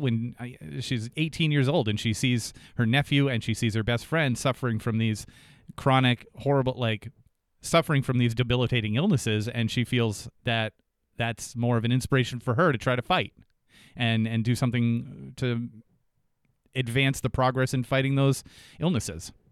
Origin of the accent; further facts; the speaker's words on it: Jaffrey, New Hampshire, United States; I grew up in Jaffrey, New Hampshire